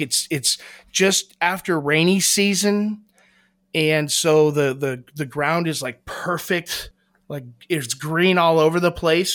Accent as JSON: {"language": "English", "town": "Columbus", "region": "Ohio", "country": "United States", "said": "I'm from Columbus, Ohio"}